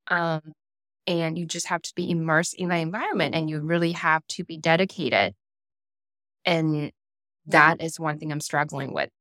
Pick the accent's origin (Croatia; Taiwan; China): Taiwan; now in United States; in heart, I'm rooted I'm Taiwanese. I would never consider mm-hmm. myself as American